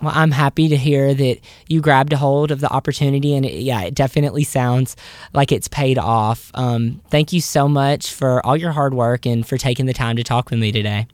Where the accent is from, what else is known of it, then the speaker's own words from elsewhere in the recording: the South, United States; a Southerner who is about to move to New York City